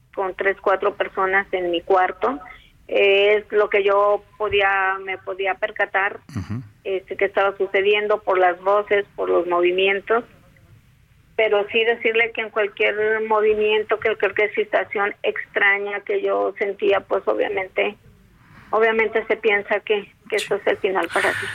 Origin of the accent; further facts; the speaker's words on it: Michoacán, Mexico; el estado de Michoacán y más en en mi área, en mi zona